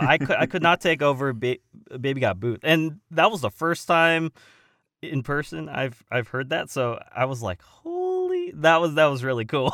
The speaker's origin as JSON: {"language": "English", "town": "Simi Valley", "region": "California", "country": "United States", "tie": "born or raised there", "also_born_or_lived": "Woodland Hills, California", "said": "I actually was born in, uh, Woodland Hills, California, and I had lived in my hometown of Simi Valley"}